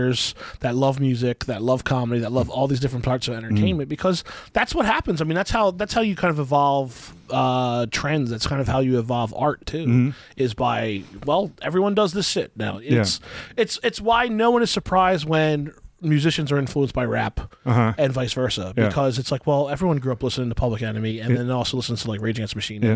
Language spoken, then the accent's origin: English; Central New Jersey, United States; I grew up in Central, I went to school in Central Jersey and New Brunswick